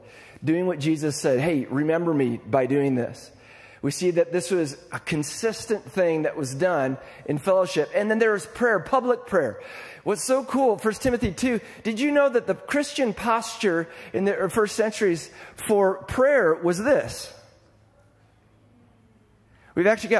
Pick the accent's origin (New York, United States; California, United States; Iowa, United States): Iowa, United States; I'm from Iowa